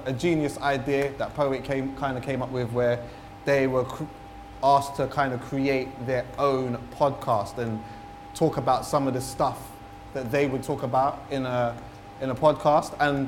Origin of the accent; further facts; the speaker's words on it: London, United Kingdom; I had a sick time growing up in London, like sick time.